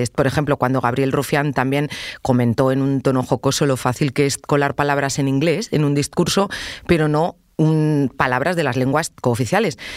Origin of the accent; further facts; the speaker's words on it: Catalonia, Spain; Porque, como sabrás, soy catalana.